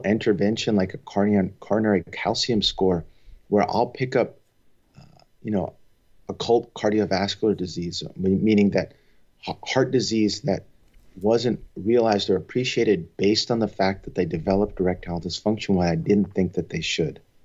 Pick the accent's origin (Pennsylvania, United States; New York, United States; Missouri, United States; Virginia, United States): New York, United States; Long Island; moved away as an adult; also born or lived in Providence, Rhode Island / Nashville, Tennessee / Los Angeles, California; now in San Francisco Bay Area, United States; I grew up on Long Island